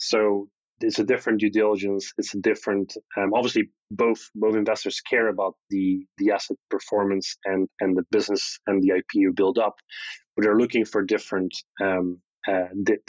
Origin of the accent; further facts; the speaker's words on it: Belgium; growing up in Belgium